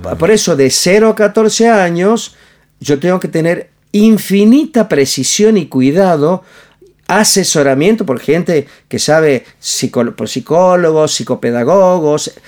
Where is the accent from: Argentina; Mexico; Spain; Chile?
Argentina; Añatuya, Santiago del Estero; yo soy de Añatuya, de Medio del Monte, de Santiago del Estero, no soy un niño que, que, se, que estudió eh, en, ¿cómo se llama? en el mejor colegio de Córdoba, ni el, estudié en el Normal Florentino Meguino, un colegio super público